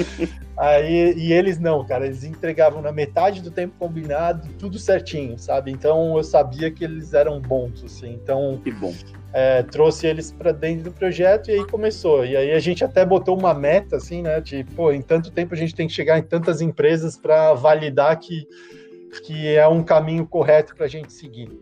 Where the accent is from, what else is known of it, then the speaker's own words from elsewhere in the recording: Florianópolis, Santa Catarina, Brazil; Eu sou de Florianópolis, né? É, manezinho da ilha aqui.